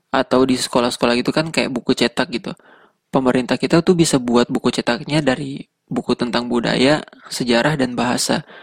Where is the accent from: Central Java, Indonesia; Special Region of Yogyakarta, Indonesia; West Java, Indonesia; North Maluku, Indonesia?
North Maluku, Indonesia; Tidore; accent: Tidore; dari kecil gue ngomong sama orang di rumah sama teman-teman pakainya bahasa Indonesia tapi logatnya itu logat kita gitu jadi bukan bahasa bahasa tidore asli gitu bukan jadi ya kurang terbiasa taunya cuma beberapa kata dan kalimat doang